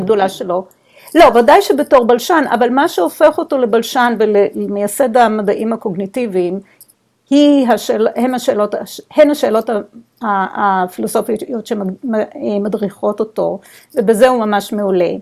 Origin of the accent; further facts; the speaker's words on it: Israel; moved away; אנחנו בתור ישראלים, חינכו אותנו ללא לקבל סמכות, לשאול, לפקפק